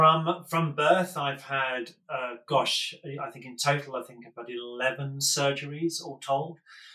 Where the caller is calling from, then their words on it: London, United Kingdom; I'm in southeast London, in the burbs, in a very kind of on a very grey March day.